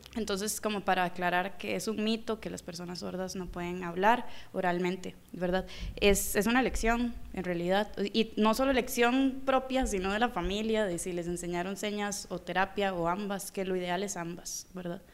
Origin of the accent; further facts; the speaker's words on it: Costa Rica; yo soy de Costa Rica